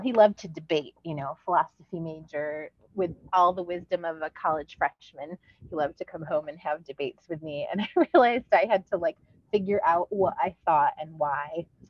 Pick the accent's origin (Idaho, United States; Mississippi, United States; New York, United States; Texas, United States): New York, United States; Westernville; Westernville, New York, which is a little two street town